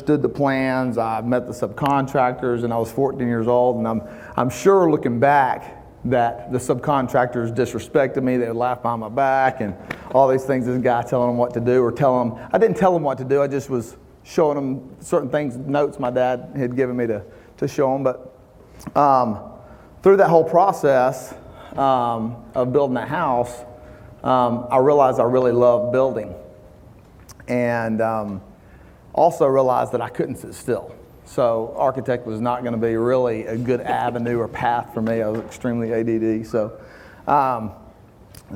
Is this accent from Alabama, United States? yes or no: yes; Huntsville, Alabama, United States; Grew up in Huntsville, Alabama, my whole life